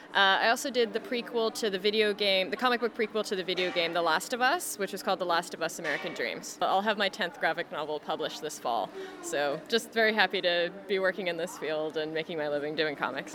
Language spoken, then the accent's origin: English; Canada; as a Canadian